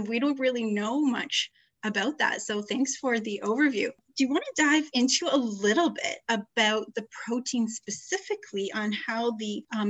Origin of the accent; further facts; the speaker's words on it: Canada; as a Canadian